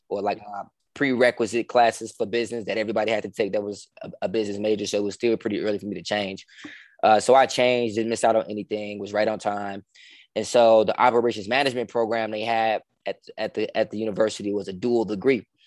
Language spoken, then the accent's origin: English; Chicago, Illinois, United States; also born or lived in Richmond, Virginia; I'm from Chicago, man. Born and raised Chicago, uh, the South Side to be be specific